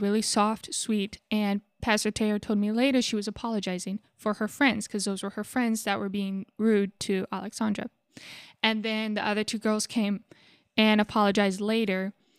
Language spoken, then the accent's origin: English; United States; being an American